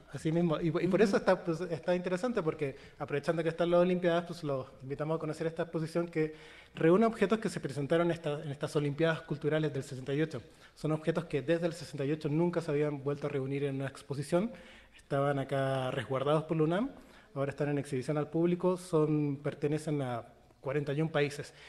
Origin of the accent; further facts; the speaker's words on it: Chile; now in Mexico; soy chileno y mi acento